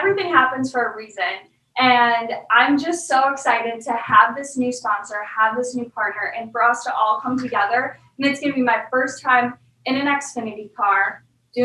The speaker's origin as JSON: {"language": "English", "town": "Eagle River", "region": "Wisconsin", "country": "United States", "tie": "born or raised there", "said": "Where I grew up in Eagle River, I'm so thankful I got to grow up there."}